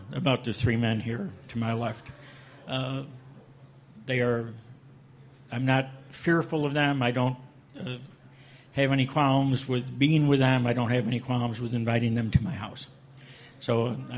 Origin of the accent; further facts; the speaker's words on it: Syracuse, New York, United States; moved away as an adult; I'm originally from New York State, around the Syracuse area.